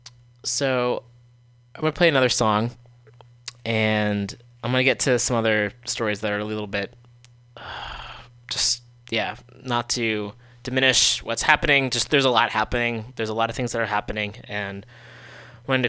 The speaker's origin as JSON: {"language": "English", "country": "United States", "said": "as an American"}